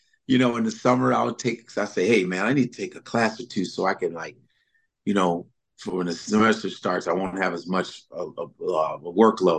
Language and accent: English; Nebraska, United States; born there; My sister, my brother, I was born in Nebraska.